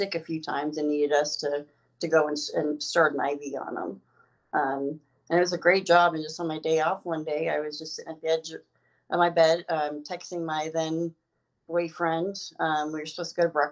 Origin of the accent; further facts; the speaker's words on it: Twin Falls, Idaho, United States; moved away as an adult; now in Denver, United States; I'm from Twin Falls, Idaho. Well, more in the rural county or in Buell, Idaho. It's a little town off of Twin Falls, but they're in southern Idaho